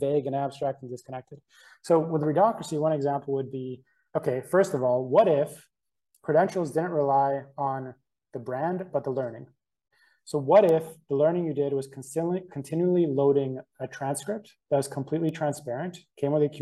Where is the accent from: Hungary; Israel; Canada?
Canada; we're from Canada.